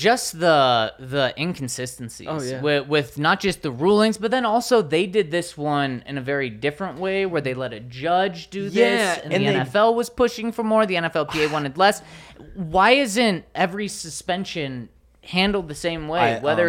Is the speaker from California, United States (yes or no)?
no; Delta, Colorado, United States; I grew up in Delta, about 8 miles away. So in my opinion, Colorado is home to the best peaches and sweet corn.